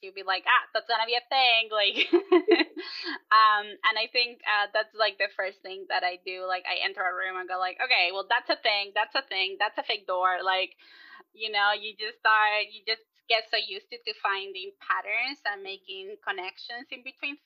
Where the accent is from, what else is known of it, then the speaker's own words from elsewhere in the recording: Chile; moved away; I'm originally from Chile.